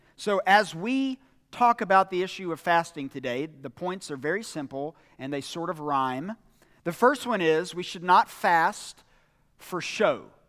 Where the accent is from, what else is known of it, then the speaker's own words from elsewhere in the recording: United States; us as American Christians